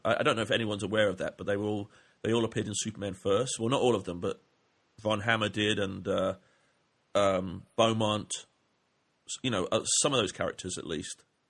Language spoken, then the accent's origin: English; England, United Kingdom; moved away; I grew up in England